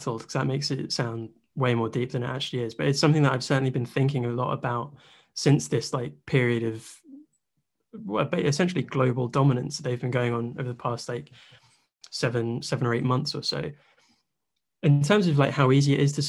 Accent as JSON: {"language": "English", "region": "England", "country": "United Kingdom", "said": "as like an English Bayern fan"}